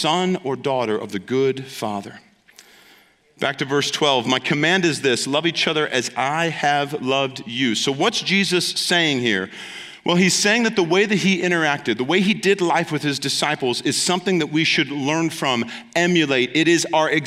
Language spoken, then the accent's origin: English; Ohio, United States; moved away; because I'm from Ohio